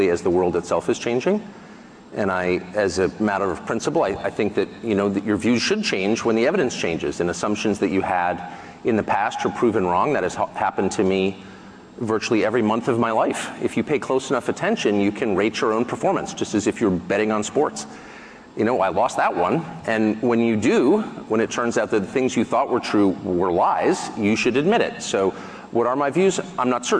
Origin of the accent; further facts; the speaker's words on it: United States; I say that as an American, and I don't have another passport. I don't plan to ever leave my country. My family's been there hundreds of years